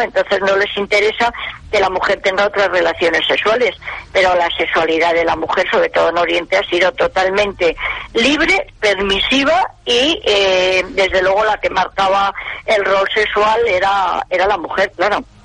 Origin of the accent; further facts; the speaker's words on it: Gijón, Asturias, Spain; accent: half Asturian; moved away; estudié el, bachiller en Gijón, todos mis, el, mis títulos de bachiller pues son del Instituto Jovellanos, de la Universidad de Oviedo, así que soy medio, medio gijonesa